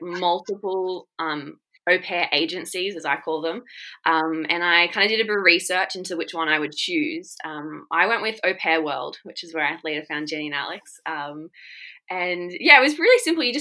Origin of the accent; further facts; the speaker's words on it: Shoalhaven, New South Wales, Australia; also born or lived in United Kingdom; I come from a really great town called Cobarra Beach in the Shoalhaven of Australia. I've lived there pretty much all my life and have been very blessed to grow up here.